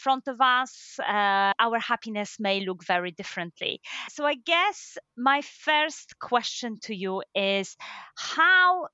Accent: Poland; English is a second language; moved away as an adult; now in United Kingdom; as a Polish person living in UK for the last 14 years

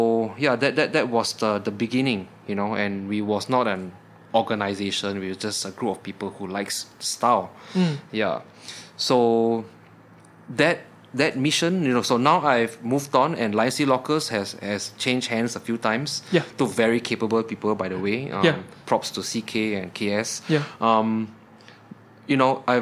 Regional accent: Singapore; I'm from Singapore

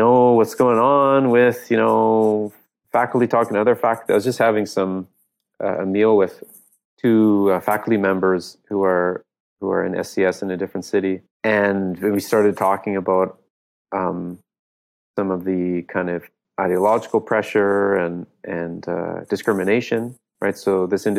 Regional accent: Canada; our country, in Canada

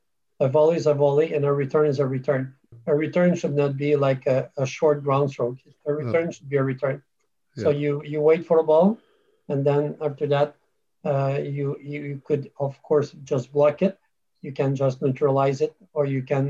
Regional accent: Canada; moved away as an adult; now in United Kingdom; I come from, I'm a Canadian, so I moved to UK in 2007

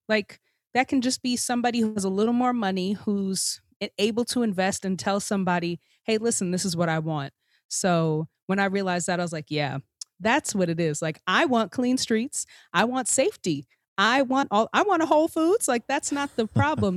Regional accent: Long Island, New York, United States; I grew up on Long Island, um, a suburb

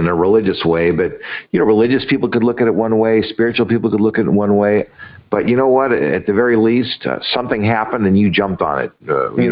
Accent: Los Angeles, California, United States; I grew up in Los Angeles

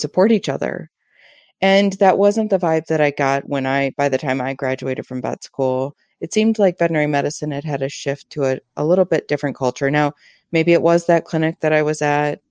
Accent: Ann Arbor, Michigan, United States; I grew up in Ann Arbor. I'm from this area.

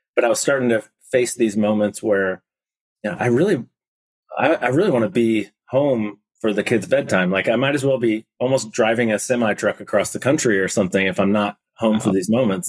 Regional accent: Indiana, United States; moved away as an adult; also born or lived in Nashville, Tennessee; I grew up in Indiana

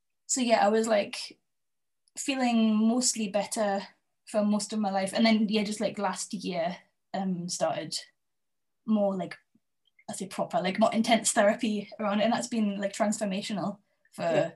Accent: Berwick-upon-Tweed, North East England, United Kingdom; also born or lived in Edinburgh; I grew up in Berwick

